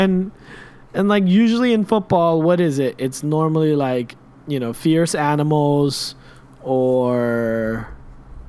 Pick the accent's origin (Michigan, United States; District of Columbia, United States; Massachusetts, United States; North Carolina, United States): District of Columbia, United States; Washington, D.C. area; my hometown team